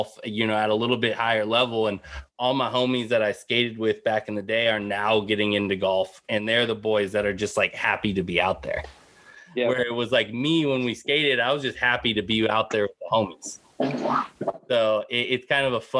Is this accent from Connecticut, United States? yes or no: no; San Jose, California, United States; I grew up in San Jose skating